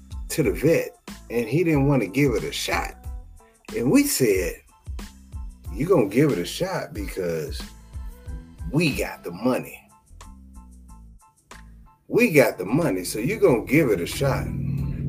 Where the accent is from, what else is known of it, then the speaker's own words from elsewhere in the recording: Chicago, Illinois, United States; When I grew up in Chicago, there was a kid that stayed across the hall